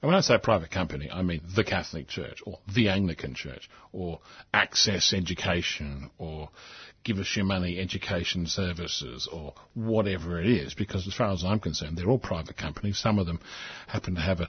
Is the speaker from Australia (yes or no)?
yes; Australia